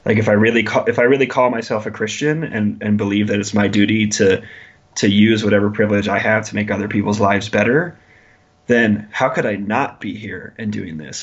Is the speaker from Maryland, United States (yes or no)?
no; Lincoln, Nebraska, United States; I grew up in Lincoln, Nebraska